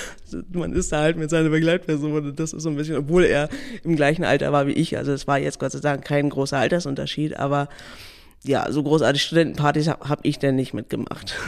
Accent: Neumünster, Schleswig-Holstein, Germany; ich komme aus Neumünster

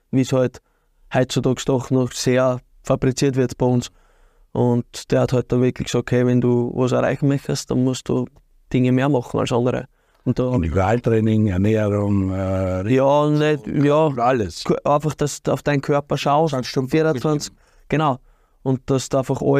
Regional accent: Birkfeld, Styria, Austria; und da habe ich eigentlich meine Kindheit verbracht, aber aufgewachsen bin in Birkfeld.

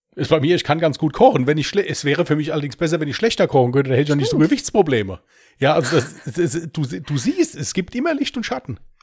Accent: Germany; accent: Westerwälder Platt; ich komme aus dem Westerwald

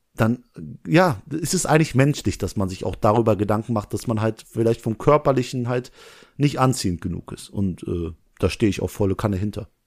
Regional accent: Langweiler, Germany; ich komme aus Langweiler, da wohne ich

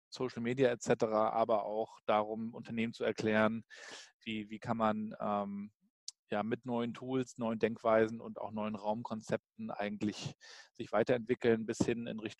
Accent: Rostock, Mecklenburg-Vorpommern, Germany; Ja, also ich bin Rostocker Jung, bin also im, in Rostock an der Ostsee aufgewachsen.

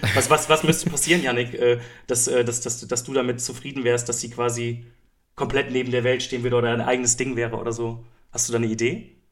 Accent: Germany; als Deutscher

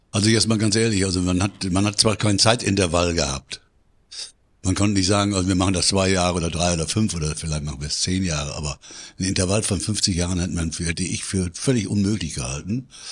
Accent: Münster, North Rhine-Westphalia, Germany; ich komme aus Münster

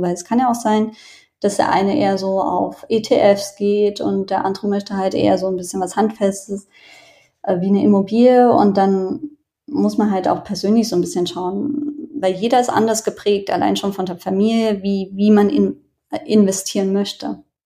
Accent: Germany; ich bin aus Deutschland.

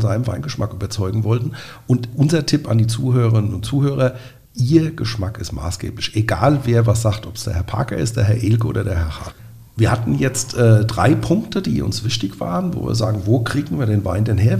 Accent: Nierstein, Rhineland-Palatinate, Germany; Wir sind ja beide aus Nierstein

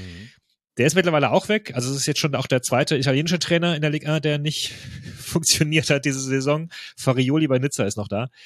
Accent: Freiburg, Baden-Württemberg, Germany; Ganz kreative Lösung, sag, sag ich hier als Freiburger, Lösel.

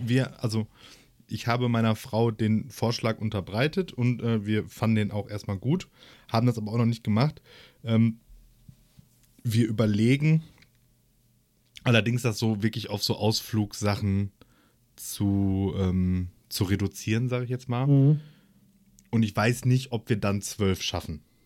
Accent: Essen, North Rhine-Westphalia, Germany; ich so als, als Essener Jung

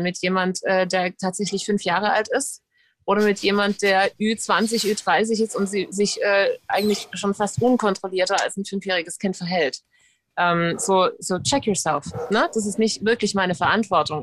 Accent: United States; ich als Amerikanerin

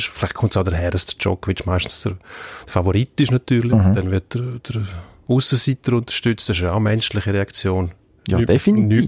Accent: Switzerland; Das sehen wir hm. bei uns in der Schweiz, das in jedem Land.

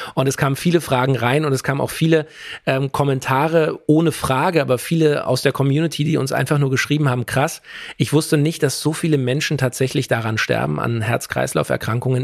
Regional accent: Germany; bei uns in Deutschland

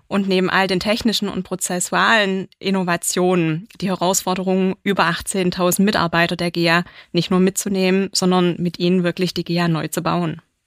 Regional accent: Swabia, Germany; ich bin gebürtiger Schwabe

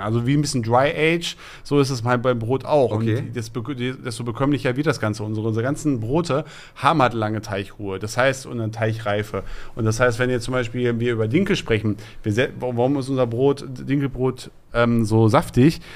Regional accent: Essen, North Rhine-Westphalia, Germany; wir kommen aus Borbeck, da sind unsere Wurzeln

